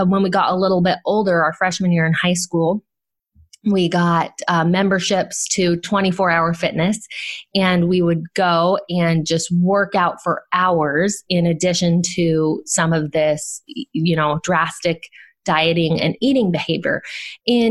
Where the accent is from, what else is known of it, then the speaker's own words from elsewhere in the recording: Southern California, United States; I grew up in Southern California